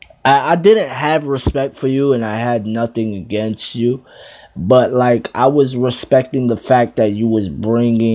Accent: New Jersey, United States; I'm from Jersey

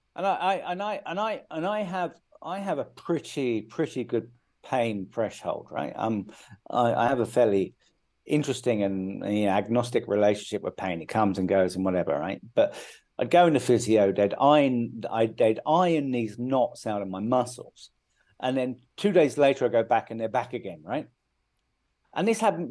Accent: United Kingdom; moved away as an adult; now in India; I grew up in the UK. I'm I'm British

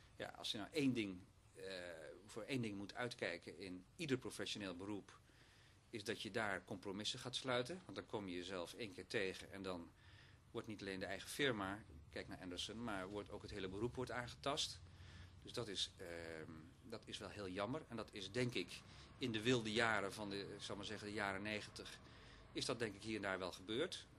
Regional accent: Oostburg, Zeeland, Netherlands; moved away; also born or lived in Sas van Gent; Zeeuws-Vlaamse achtergrond om precies te zijn

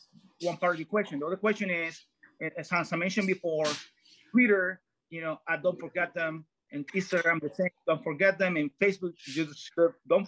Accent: Cartagena, Bolívar, Colombia; For example, I was originally born in Colombia. I'm from Cartagena, Colombia, that's South America.

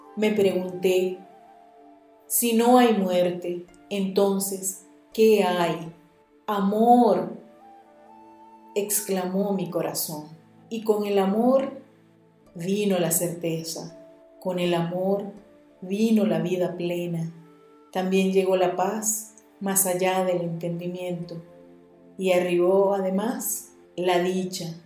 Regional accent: Venezuela; el poeta de mi tierra

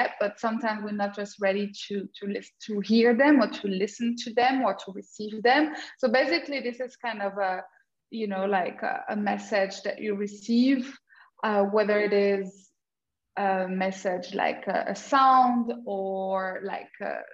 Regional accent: France; moved away as an adult; also born or lived in Germany; now in Portugal; I was born in France and with an Austrian father. So I grew up in multicultural background

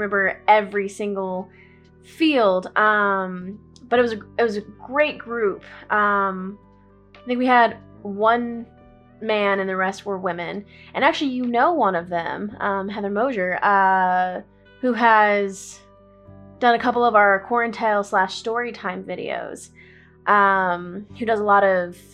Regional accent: Central Texas, United States; also born or lived in Corpus Christi, Texas; I grew up in Central Texas

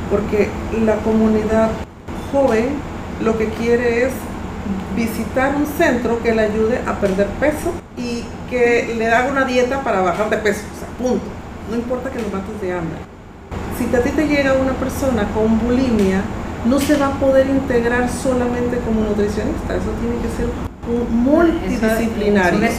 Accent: Mexico; now in Panama; yo soy mexicana

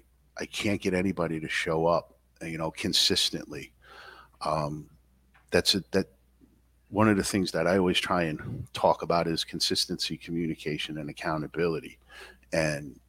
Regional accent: New York City, New York, United States; moved away as an adult; now in Upstate New York, United States; I grew up in Queens

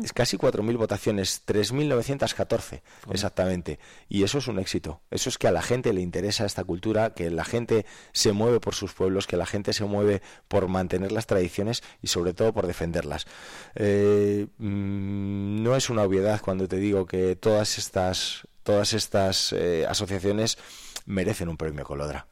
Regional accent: Soria, Castile and León, Spain; yo me siento muy orgulloso de mi tierra

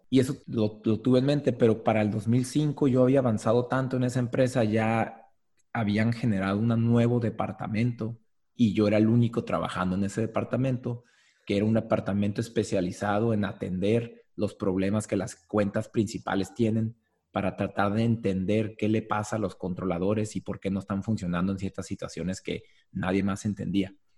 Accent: Tijuana, Baja California, Mexico; also born or lived in Guadalajara / Tours, France; toda la vida, sí, mis abuelos llegaron aquí, paternos y maternos, mis abuelos llegaron aquí, así es que ya tercera generación de Tijuana

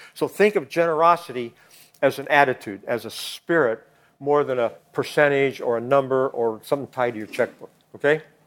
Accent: Kansas, United States; moved away as an adult; I'm from Kansas.

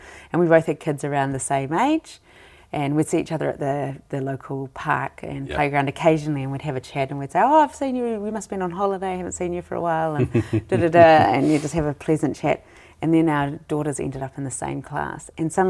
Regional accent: Wellington, New Zealand; moved away as an adult; also born or lived in Copenhagen / Switzerland; I'm really loving being back in Wellington. And it's, I was born in Wellington, grew up in Wellington, went away to Copenhagen and came back. I had a year in Switzerland as well at one point.

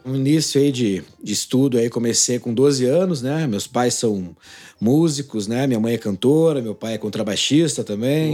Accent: Ponta Grossa, Paraná, Brazil; also born or lived in Jaguariaíva, Paraná / Arapoti, Paraná; Eu nasci em Jaguariaíva, aqui no interior do Paraná. E aí fui para Araputi e fiquei até uns nove anos de idade lá. Então, quando eu, é, a gente veio para Ponta Grossa, meu pai veio trabalhar para cá

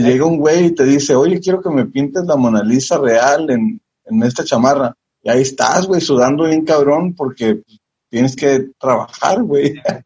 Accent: Tijuana, Baja California, Mexico; pues de Tijuana, México

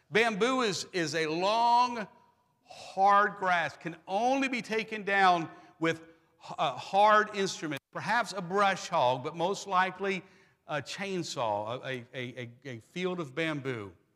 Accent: Pennsylvania, United States; moved away; I'm from Pennsylvania, proud Germans.

